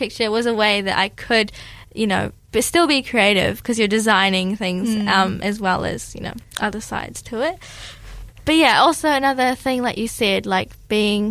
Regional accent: Fiji; now in Dunedin, New Zealand; I am Fijian Indian

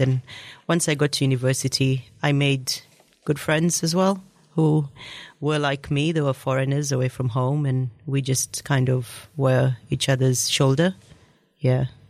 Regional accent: Kenya; moved away as an adult; also born or lived in Australia / Middle East; now in New Zealand; I grew up in Kenya. I spent most of my childhood there

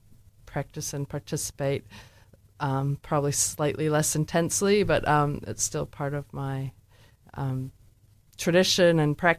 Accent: United States; moved away; So I'm from the States, so it's a very Christian culture

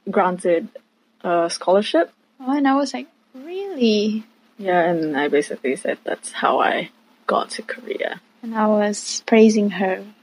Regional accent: New Zealand; I said I was from New Zealand.

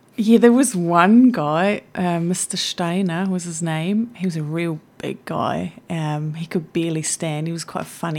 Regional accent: Switzerland; moved away as an adult; also born or lived in Blenheim, New Zealand / Wellington, New Zealand; now in New Zealand; most of my childhood I was in Switzerland

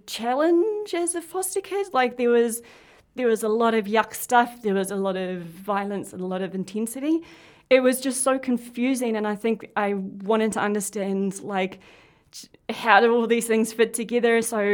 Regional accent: Porirua, Wellington, New Zealand; also born or lived in Waiheke; why was it that when I grew up in Porirua in state housing, there were no trees? But when I was moved out to Waiheke, of all places, in the 80s

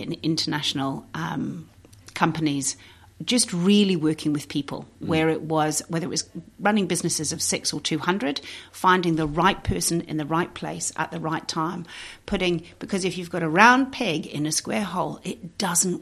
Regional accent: Yorkshire and the Humber, United Kingdom; moved away as an adult; now in New Zealand; I come from Yorkshire. So I'm right posh, yeah, I am. Nice. Yorkshire born and Yorkshire bred

